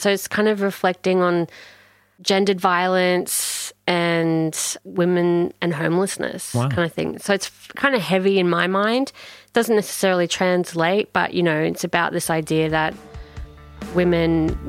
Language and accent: English; Townsville, Queensland, Australia; born there; I was born in Townsville.